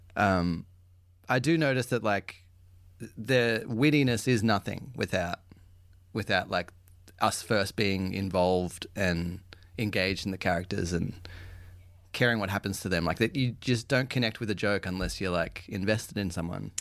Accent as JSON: {"language": "English", "country": "Australia"}